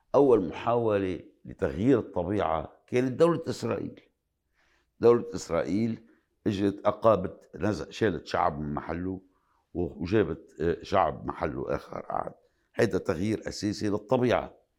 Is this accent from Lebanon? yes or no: yes; Lebanon; بلبنان تحديداً أنا كلبناني، آه، عم عيش شخصياً كمان